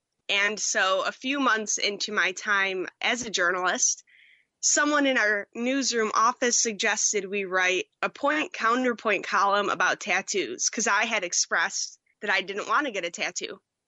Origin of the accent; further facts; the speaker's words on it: Buffalo, New York, United States; there was a producer opening back in Buffalo in my hometown. Moved back, took that job.